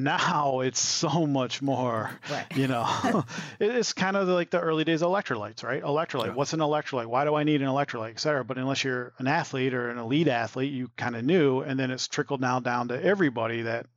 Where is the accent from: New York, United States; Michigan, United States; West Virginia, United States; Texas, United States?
Michigan, United States; a little town south of Ann Arbor; moved away; also born or lived in Detroit area; I grew up in Michigan in a little town south of Ann Arbor.